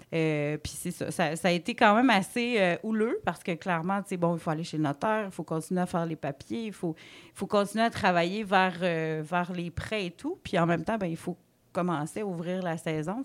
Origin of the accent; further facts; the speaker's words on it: Côte-Nord, Quebec, Canada; moved away as an adult; also born or lived in Gaspésie; now in Rivière-au-Renard, Canada; on vient de la Côte-Nord tous les deux